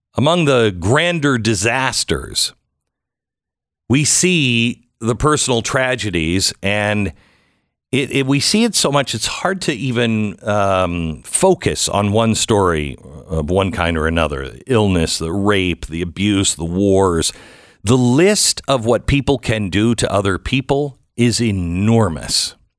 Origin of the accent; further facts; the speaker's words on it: Pacific Northwest, United States; I'm from the Pacific Northwest